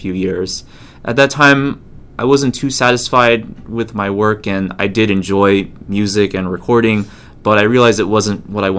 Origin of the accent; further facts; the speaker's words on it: United States; also born or lived in Taiwan / Japan; I'm an American-born Chinese